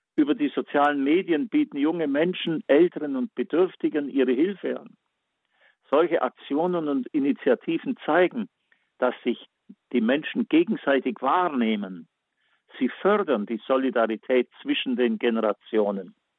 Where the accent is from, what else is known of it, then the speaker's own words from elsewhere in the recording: Backnang, Baden-Württemberg, Germany; meine Heimatstadt Batnang